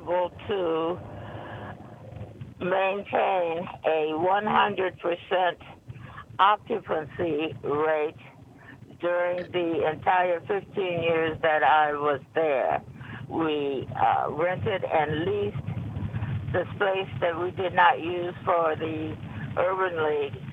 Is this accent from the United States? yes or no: yes; Detroit, Michigan, United States; moved away; also born or lived in Anchorage, Alaska; I am from Detroit